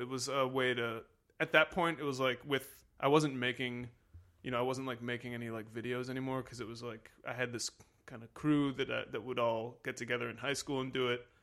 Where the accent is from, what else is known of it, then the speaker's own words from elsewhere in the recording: Washington, District of Columbia, United States; I'm from Washington, D C